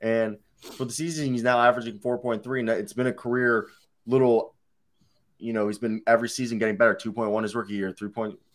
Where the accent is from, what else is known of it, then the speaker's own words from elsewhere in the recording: Pescara, Abruzzo, Italy; my hometown in Italy, Pescara. We're from the same place.